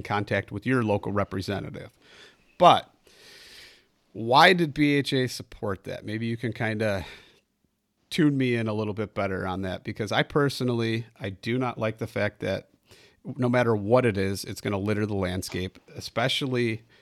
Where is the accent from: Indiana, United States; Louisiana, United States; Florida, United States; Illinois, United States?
Illinois, United States; I'm from Illinois